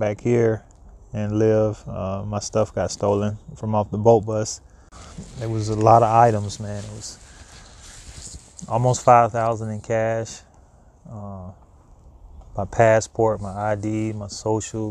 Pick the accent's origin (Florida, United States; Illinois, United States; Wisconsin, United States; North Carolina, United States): Florida, United States; Gainesville; moved away as an adult; also born or lived in Cross City, Florida / Miami, Florida; now in Portland, United States; I'm from Florida. I grew up in Gainesville and I also lived in Cross City